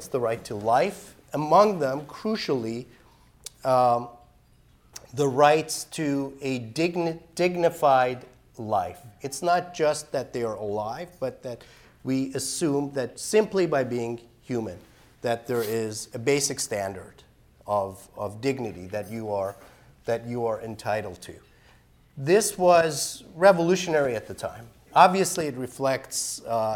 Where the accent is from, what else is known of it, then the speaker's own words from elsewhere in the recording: Iran; now in United States; I'm an immigrant. I was born and raised in Iran